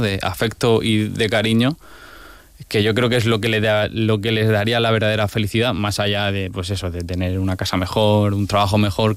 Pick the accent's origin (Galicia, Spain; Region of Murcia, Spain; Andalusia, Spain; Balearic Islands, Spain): Region of Murcia, Spain; cómo somos los murcianos